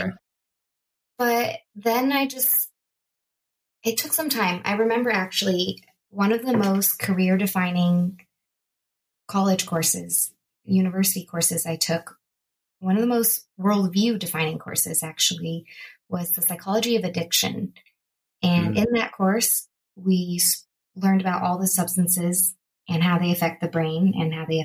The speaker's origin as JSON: {"language": "English", "area": "Bay Area", "region": "California", "country": "United States", "tie": "born or raised there", "also_born_or_lived": "Los Angeles, California", "said": "the Bay Area where I grew up"}